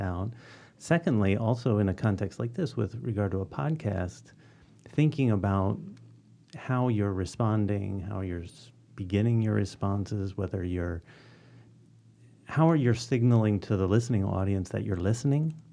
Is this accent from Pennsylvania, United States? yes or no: yes; Philadelphia, Pennsylvania, United States; moved away as an adult; also born or lived in Ohio; I grew up in Northwest Philly, within the city still